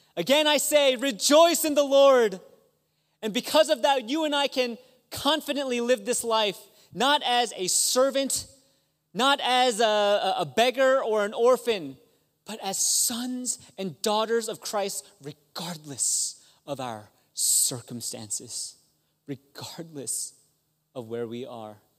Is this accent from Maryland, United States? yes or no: yes; Maryland, United States; I'm from Maryland